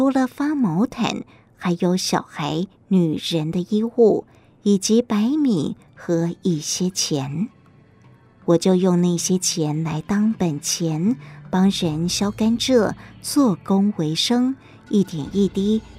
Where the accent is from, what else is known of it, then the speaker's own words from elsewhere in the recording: Chiayi County, Taiwan; 我是嘉义人，五六岁时丧父。十二岁失去母亲，和哥哥分别有两个舅舅抚养长大。